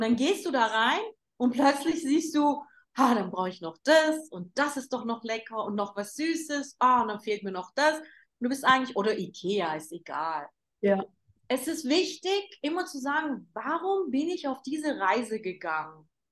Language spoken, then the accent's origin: German; Germany; moved away as an adult; now in Istanbul, Turkey; Ich bin ja in Deutschland geboren